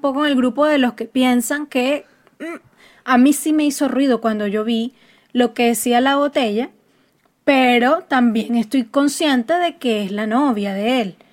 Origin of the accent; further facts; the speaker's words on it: Puerto Ordaz, Bolívar, Venezuela; yo soy de Puerto Ordaz